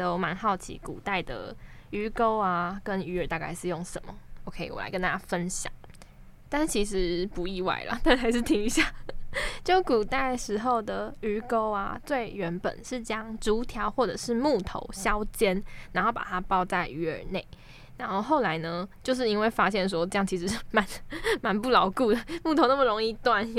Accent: Keelung, Taiwan; 好丢脸哦！我基隆人哎啊，丢脸丢的啊这，

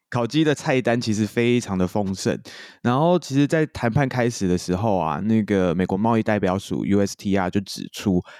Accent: Taiwan; 我们身为台湾人要了解

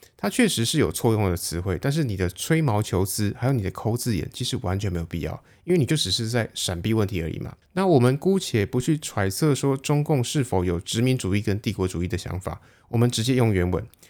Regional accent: Taiwan; 我们台湾人

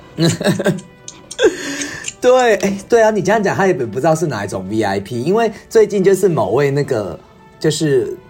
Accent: Taiwan; 所以回到我们台湾这边呢

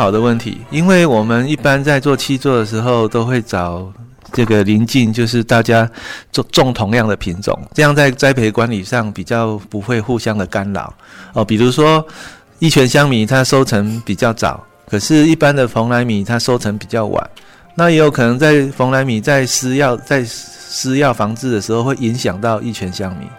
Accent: Wufeng, Taichung, Taiwan; 嗯，因为我本身就是雾峰出生长大的小孩，呃，父亲其实从祖父。都是世代跟农业也有息息相关。

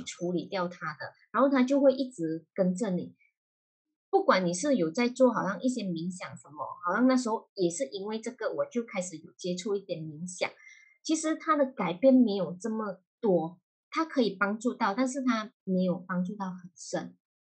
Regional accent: Malaysia; moved away as an adult; now in Singapore; 其实我是马来西亚人，目前是人在新加坡工作，在新加坡已经有十年的经验了啦，OK。然后目前本身是从事一名，呃，保险业务员

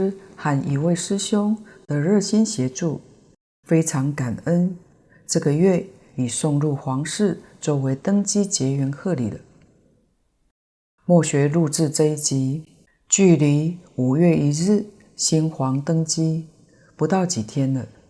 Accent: Taiwan; 虽然书中的背景故事是我们台湾人。

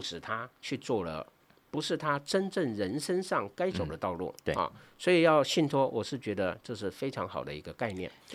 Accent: Taiwan; 我们台湾人的好习惯就是他常常替小孩子买保险

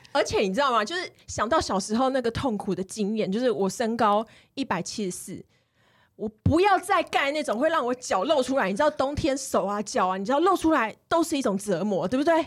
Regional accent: Kaohsiung, Taiwan; 我是高雄人嘛

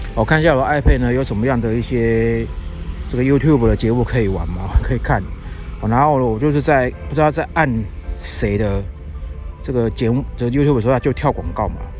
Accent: Yilan, Yilan County, Taiwan; now in Taipei, Taiwan; 我现在人呢，是在我的老家，哦，在宜兰

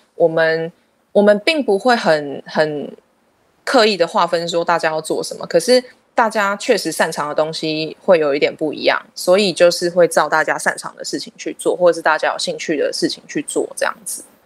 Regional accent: Keelung, Taiwan; 土生土长哦，对啊，在基隆出生，嗯。然后，呃，在基隆读书到高中毕业

